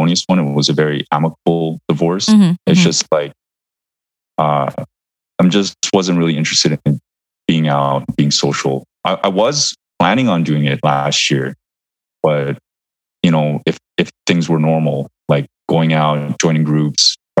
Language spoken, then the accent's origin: English; Vancouver, British Columbia, Canada; moved away as an adult; now in New York, United States; I moved to New York from Vancouver. So all of my social roots, the people that I grew up with, the people I went to university with, you know, my parents, my cousins